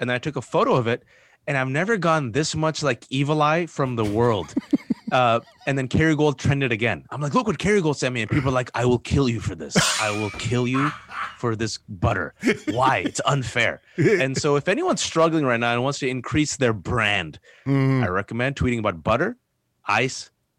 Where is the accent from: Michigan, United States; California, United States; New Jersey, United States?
California, United States; Bay Area; So I'm born and raised in the Bay Area. I'm a simple man.